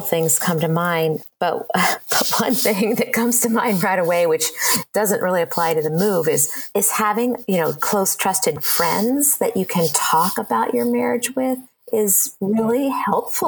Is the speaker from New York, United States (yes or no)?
no; Ohio, United States; moved away as an adult; now in Seattle, United States; I grew up in Ohio in the same small town, lived there all my life